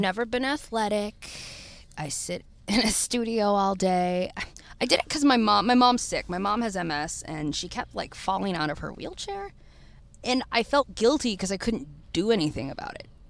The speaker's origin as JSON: {"language": "English", "town": "Detroit", "region": "Michigan", "country": "United States", "tie": "born or raised there", "also_born_or_lived": "Florida", "moved": "yes", "said": "born and raised in Detroit"}